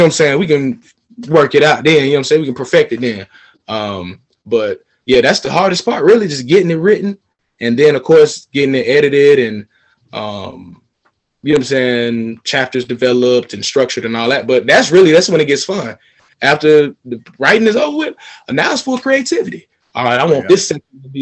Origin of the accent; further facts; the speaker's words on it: Atlanta, Georgia, United States; one of my close friends that I grew up with here in Atlanta